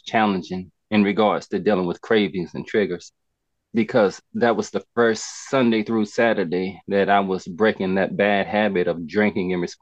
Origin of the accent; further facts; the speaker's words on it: Greensboro, North Carolina, United States; I'm from Greensboro, North Carolina